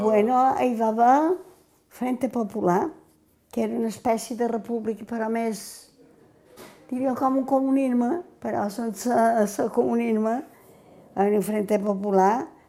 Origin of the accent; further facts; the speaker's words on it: Pollença, Balearic Islands, Spain; Tota la vida he viscut a Calvari perquè vaig néixer a l'Ajuntament